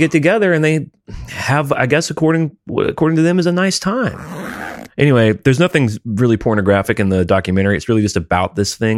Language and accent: English; Alabama, United States; I grew up in Alabama